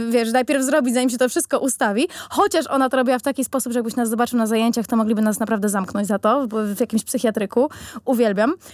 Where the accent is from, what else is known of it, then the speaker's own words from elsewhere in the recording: Elbląg, Warmian-Masurian Voivodeship, Poland; przyjechałam z Elbląga.